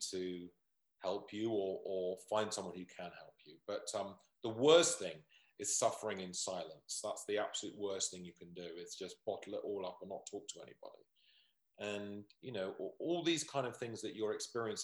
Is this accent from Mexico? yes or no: no; United Kingdom; we're British